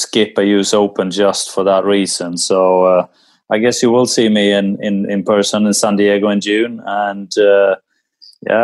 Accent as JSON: {"language": "English", "country": "Sweden", "tie": "born or raised there", "said": "growing up in Sweden"}